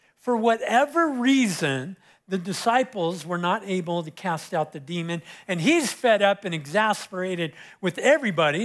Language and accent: English; Southern California, United States; moved away; I was growing up in Southern California, uh, I, my beach was Huntington Beach, so I was about twenty or twenty-five minutes from Huntington